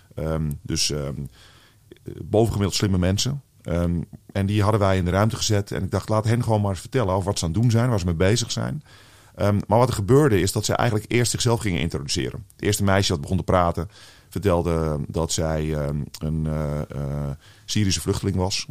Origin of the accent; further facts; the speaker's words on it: Netherlands; Ik als, eh, als echte Nederlander die hier eh, vooral in Nederland heeft gewoond